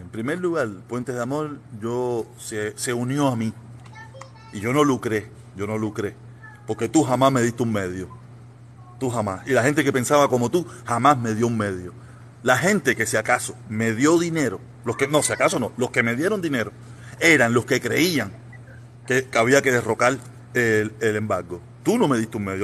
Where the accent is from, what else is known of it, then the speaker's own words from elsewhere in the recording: Cuba; moved away as an adult; now in United States; yo me vine de Cuba en el 2021. En el 2001, ¿me entiendes? Finales de 2001